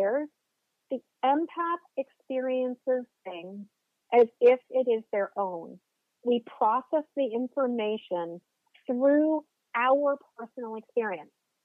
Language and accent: English; just outside of the Boston area, Massachusetts, United States; moved away as an adult; now in Maine, United States; I currently live in Maine, but I grew up in Massachusetts. I grew up just outside of the Boston area